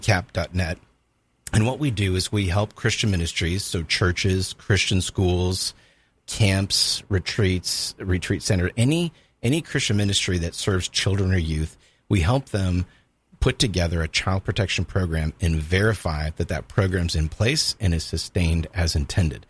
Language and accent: English; Southern California, United States; moved away as an adult; also born or lived in Louisville, Kentucky; now in Jacksonville, United States; I spent most of my life growing up in Southern California